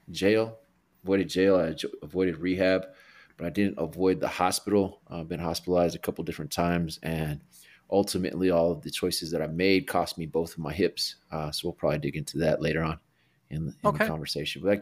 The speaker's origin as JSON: {"language": "English", "town": "Albuquerque", "region": "New Mexico", "country": "United States", "tie": "born or raised there", "said": "I'm from Albuquerque, New Mexico, born and raised, the Duke City."}